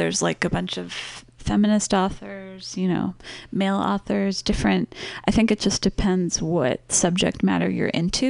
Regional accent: Los Angeles, California, United States; it was pretty much like the …, because I was from Los Angeles

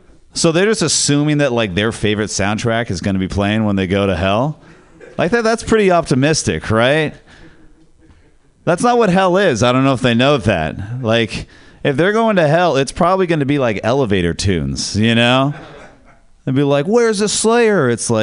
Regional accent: Ireland; And I was like, whoa, that is, as an Irish person, I was like, that is such cultural appropriation of my, that's our thing. My culture is not a costume, okay?

